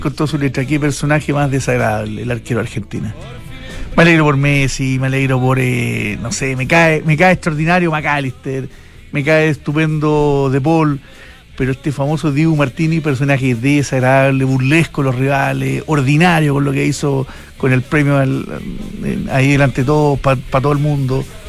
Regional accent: Chile; yo como chileno

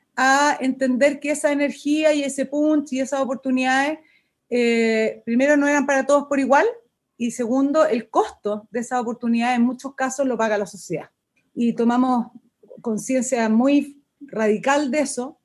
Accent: Chile; uno como chileno

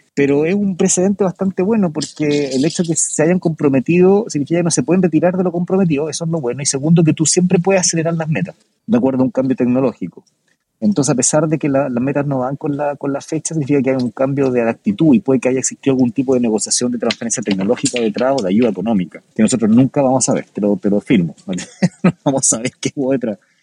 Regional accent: Chile; nuestro país

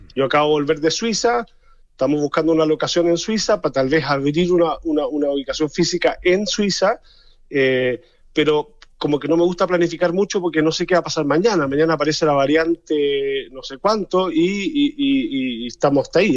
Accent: Chile; now in Germany; porque soy chileno y porque estoy siempre, he estado toda mi vida rodeado con el mundo del arte en Chile

